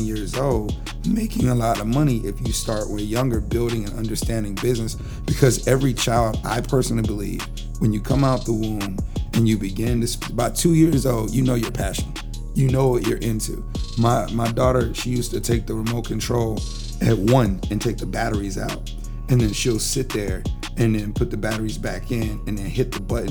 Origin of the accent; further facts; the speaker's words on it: Japan; moved away; Growing up in Japan, my mother put me to work at 3 years old.